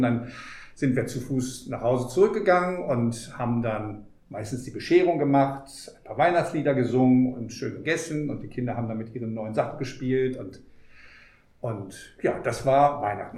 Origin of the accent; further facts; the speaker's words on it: near Cologne, North Rhine-Westphalia, Germany; moved away as an adult; also born or lived in Dresden / Pavia / Idar-Oberstein; now in Buenos Aires, Argentina; ich komme aus dem Bundesland Nordrhein-Westfalen in der Nähe von Köln